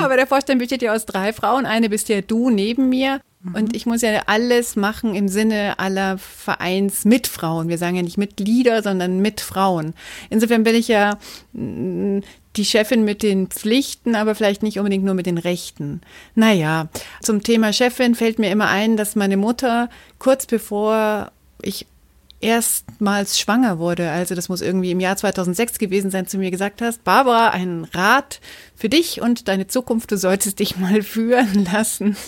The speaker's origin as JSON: {"language": "German", "town": "Munich", "region": "Bavaria", "country": "Germany", "tie": "born or raised there", "said": "ich bin in München geboren, habe mein ganzes Leben immer nur in München gelebt"}